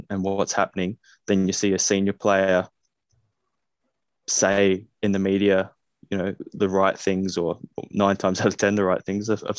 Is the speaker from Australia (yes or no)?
yes; Australia; accent: Australian; moved away; growing up in Australia